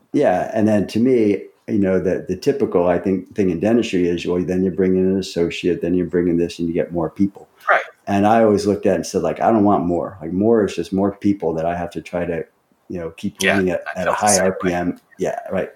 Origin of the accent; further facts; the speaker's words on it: Central New York, United States; now in Florida and Montana, United States; I was from Central New York